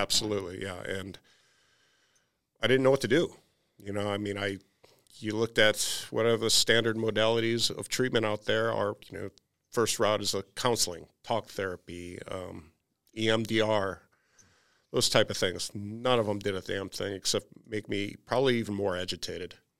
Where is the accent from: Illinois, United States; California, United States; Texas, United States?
Illinois, United States; outside of Chicago; I grew up outside of Chicago